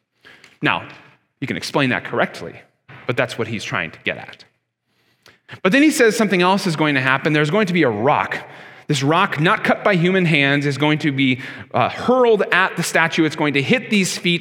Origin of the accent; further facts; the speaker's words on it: Canada; I'm a Canadian just as much as you